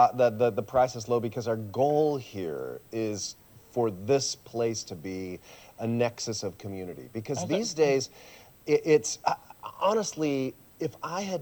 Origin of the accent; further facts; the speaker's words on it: San Jose, California, United States; first language Swiss German; English is a second language; also born or lived in Switzerland; My parents were Swiss, but I was born in San Jose